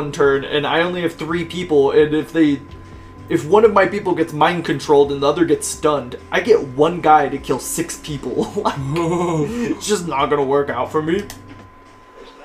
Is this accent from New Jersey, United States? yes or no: no; Central Valley of California, United States; moved away; we came from the Central Valley of California